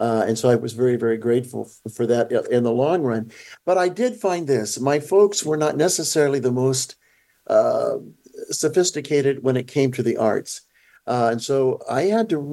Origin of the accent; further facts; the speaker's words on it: Ventura, California, United States; Grew up in Ventura, California.